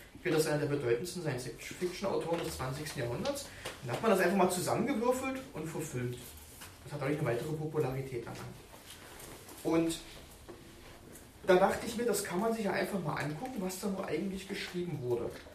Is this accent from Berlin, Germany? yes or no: yes; Berlin, Germany; accent: Berlin; Ich habe manchmal so einen berlinerischen Akzent drauf. Und ich komme ja auch aus Deutschland